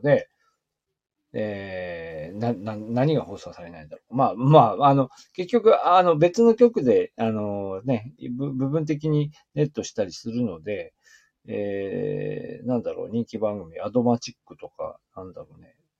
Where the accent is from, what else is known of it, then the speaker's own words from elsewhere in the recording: Aomori, Japan; now in Niigata, Japan; 私は青森県の出身